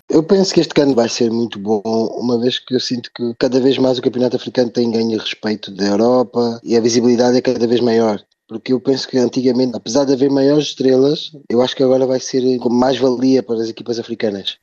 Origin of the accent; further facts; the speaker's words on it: Portugal; Eu, por exemplo, cresci em Portugal